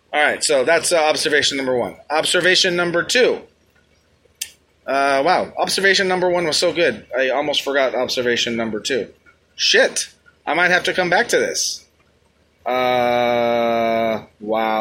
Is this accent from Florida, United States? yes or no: no; New York City, New York, United States; I hail from the Bronx